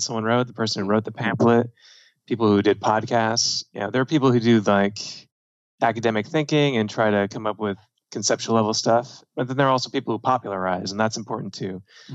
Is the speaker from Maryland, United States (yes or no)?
no; New Jersey, United States; also born or lived in Pennsylvania / New York; now in Miami, United States; I grew up in New Jersey, went to school in PA, lived in New York for a bit, but now I'm based in Miami.